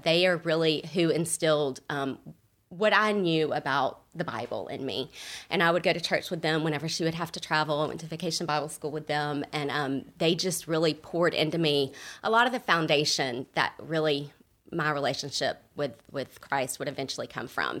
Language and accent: English; Huntsville, Alabama, United States; also born or lived in Birmingham, Alabama; I grew up in Huntsville, Alabama